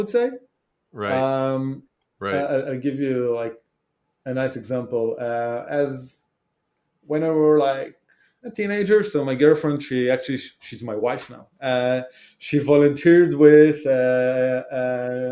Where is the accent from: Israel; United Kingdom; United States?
Israel; English is a second language; So I grew up in Israel